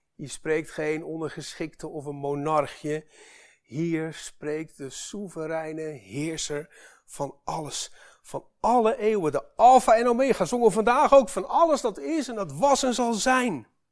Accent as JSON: {"language": "Dutch", "country": "Netherlands", "said": "wij als Nederlanders"}